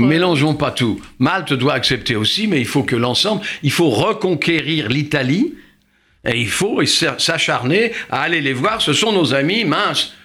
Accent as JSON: {"language": "French", "country": "France", "said": "chez nous en France"}